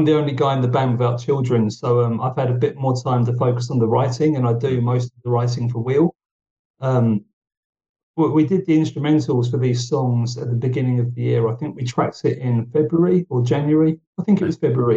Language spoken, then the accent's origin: English; United Kingdom; now in Finland; being a Brit who's moved to Finland